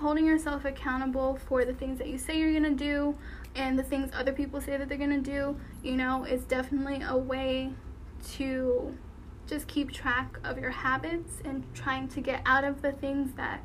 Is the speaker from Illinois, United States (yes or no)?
no; Connecticut, United States; moved away as an adult; now in Texas, United States; after school I would go to the beach back home. So I'm from Connecticut